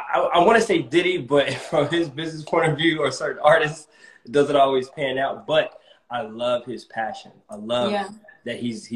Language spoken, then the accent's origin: English; Germany; born there; I was born in Germany, so I would love to, you know, check that out again, and check out Japan.